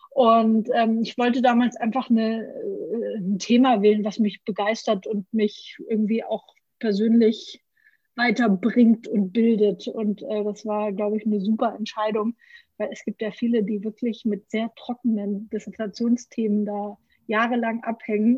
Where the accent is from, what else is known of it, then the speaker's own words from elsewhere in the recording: Franconia, Bavaria, Germany; Ich komme aus Franken